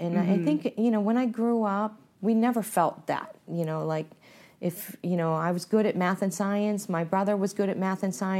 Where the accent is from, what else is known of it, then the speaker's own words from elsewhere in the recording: Canton, Ohio, United States; And, you know, I came from Canton, Ohio. I went to a big university at Ohio State.